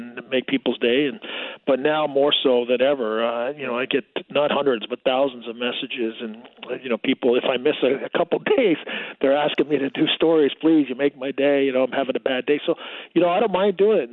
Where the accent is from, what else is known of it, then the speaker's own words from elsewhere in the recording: Toronto, Ontario, Canada; Toronto, and you know, being my hometown